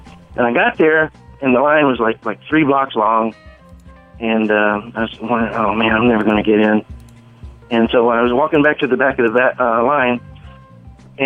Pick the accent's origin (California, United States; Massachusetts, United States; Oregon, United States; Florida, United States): Florida, United States; Pensacola; now in Bloomfield, United States; I grew up in Pensacola, Florida